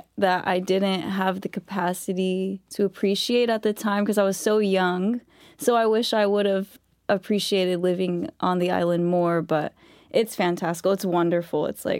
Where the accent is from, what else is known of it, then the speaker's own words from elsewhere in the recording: Barstow, California, United States; also born or lived in Apple Valley; Originally, I'm from all over the place. I grew up in SoCal, in like Barstow, the desert area.